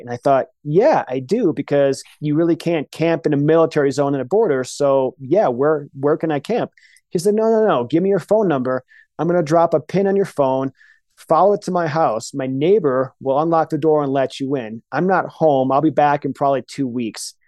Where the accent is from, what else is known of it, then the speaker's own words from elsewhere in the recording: Michigan, United States; moved away; also born or lived in Colorado; Michigan in the 80s. And that's just how we did it. And it was the most freeing, liberating experience of, of my childhood, just being on bikes